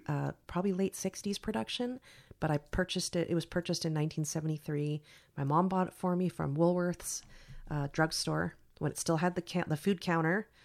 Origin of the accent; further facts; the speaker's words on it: San Carlos, California, United States; I grew up in San Carlos, which was like Mayberry comparatively.